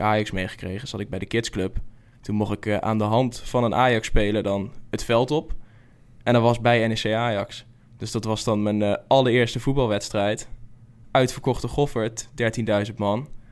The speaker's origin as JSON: {"language": "Dutch", "town": "Zevenaar", "region": "Gelderland", "country": "Netherlands", "said": "Waar ik vandaan kom, dat is Zevenaar, is in principe Vitesse-gebied"}